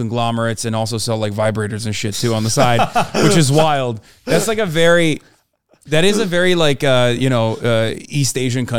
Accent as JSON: {"language": "English", "country": "Turkey", "tie": "born or raised there", "moved": "yes", "lives_now": "United States", "said": "I grew up in Turkey. I live in America now, all around America."}